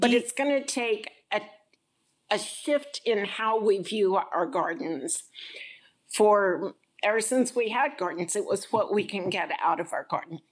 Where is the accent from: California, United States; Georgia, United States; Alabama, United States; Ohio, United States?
Georgia, United States; Sandy Springs; I grew up in Sandy Springs